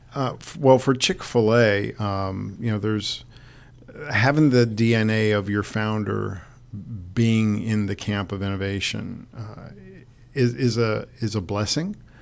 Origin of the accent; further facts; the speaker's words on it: Detroit, Michigan, United States; moved away; Detroit, my hometown